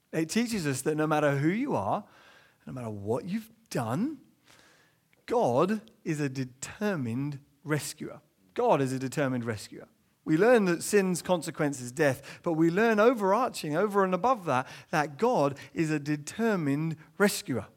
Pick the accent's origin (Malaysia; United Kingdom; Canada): United Kingdom; England; as an Englishman growing up